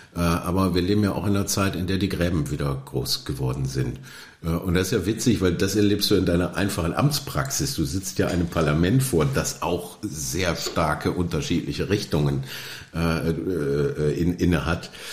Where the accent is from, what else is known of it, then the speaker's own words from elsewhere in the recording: Oberhausen, North Rhine-Westphalia, Germany; Ich komme gerne aus Oberhausen